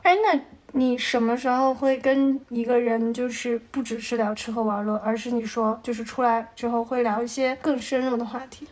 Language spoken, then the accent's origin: Chinese; Shanghai, China; moved away as an adult; also born or lived in northern China / United States / Taiwan / Beijing; 我是生在北方的，比较小的时候就，呃，去上海开始生活